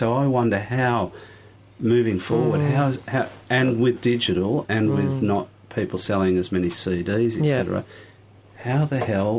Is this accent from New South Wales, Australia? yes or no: yes; Sydney, New South Wales, Australia; I grew up in the Shire. I went to Caranbah High School